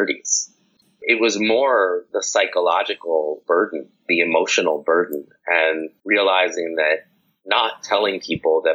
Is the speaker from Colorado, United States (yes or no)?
no; New York City, New York, United States; moved away; I'm from New York City